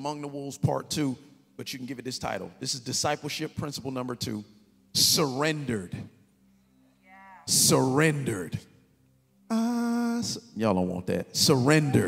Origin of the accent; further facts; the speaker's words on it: Kansas City, United States; I'm from Kansas City